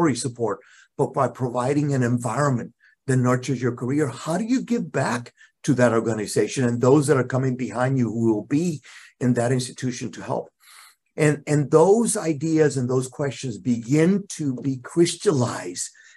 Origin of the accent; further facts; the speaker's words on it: Puerto Rico; moved away as an adult; I'm originally from Puerto Rico. I left Puerto Rico close to 40 years ago